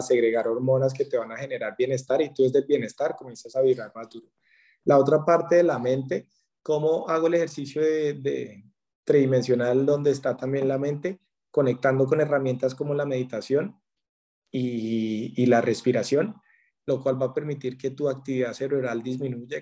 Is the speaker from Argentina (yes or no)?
no; Colombia; En la pandemia en mi país andaba por Bogotá